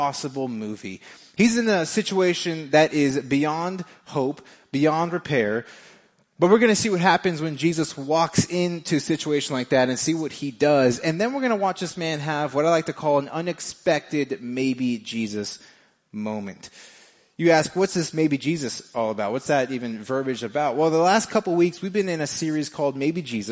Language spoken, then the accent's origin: English; Las Vegas, Nevada, United States; moved away as an adult; now in Kansas City, United States; I am from Vegas, me and my wife